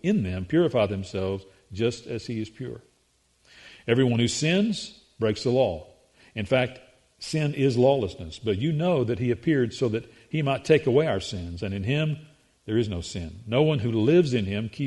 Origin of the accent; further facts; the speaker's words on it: the South, United States; we articulate the English language here in the South